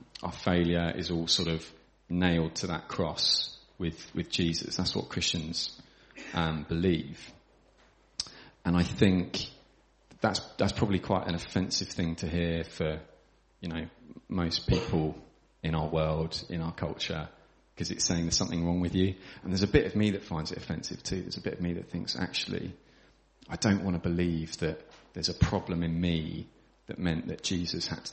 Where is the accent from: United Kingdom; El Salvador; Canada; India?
United Kingdom; Crowborough, South East England; also born or lived in London / Manchester; I grew up around here in Crowborough